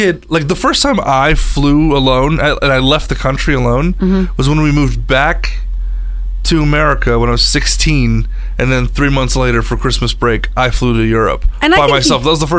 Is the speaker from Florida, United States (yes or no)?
no; Michigan, United States; born there; No, I was born in Michigan, but I lived there for half of my childhood.